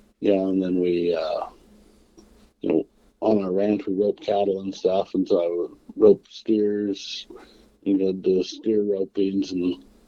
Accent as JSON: {"language": "English", "town": "Harney", "region": "Oregon", "country": "United States", "tie": "born or raised there", "also_born_or_lived": "Portland, Oregon", "said": "I grew up over around here, just actually about 15 miles south of where I am right now, in a real little farming town called Harney."}